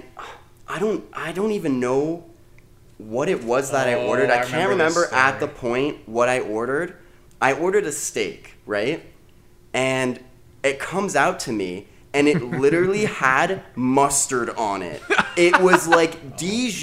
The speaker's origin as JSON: {"language": "English", "country": "Canada", "said": "we're actually Canadian."}